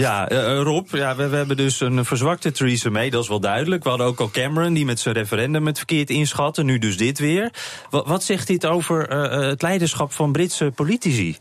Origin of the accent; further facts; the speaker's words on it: Netherlands; wij als Nederlanders